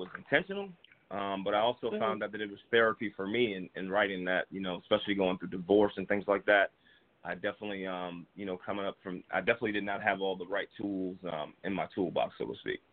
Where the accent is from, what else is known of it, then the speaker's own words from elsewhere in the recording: New Jersey, United States; moved away as an adult; now in Atlanta, United States; I'm originally from New Jersey. I currently live in Atlanta. I've been here about 13 years now